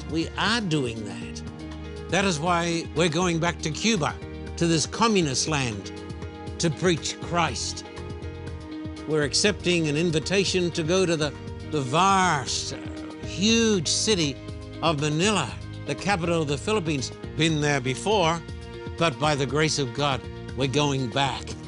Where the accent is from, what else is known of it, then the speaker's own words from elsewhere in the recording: Australia; When I was growing up in Australia, I was brought up in a culture that believed the Bible.